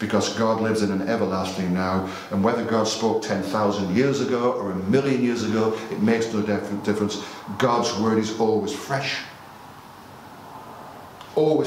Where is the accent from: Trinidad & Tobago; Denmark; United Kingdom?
United Kingdom; because we're British